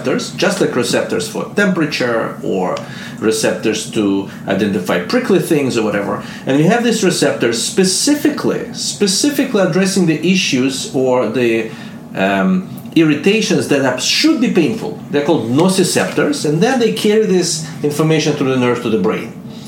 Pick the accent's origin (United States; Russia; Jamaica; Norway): Russia; accent: Russian; English is a second language; moved away; my Russian accent